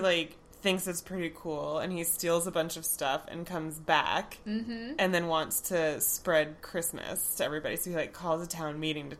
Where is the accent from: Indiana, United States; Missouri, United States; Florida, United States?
Florida, United States; I grew up in Florida.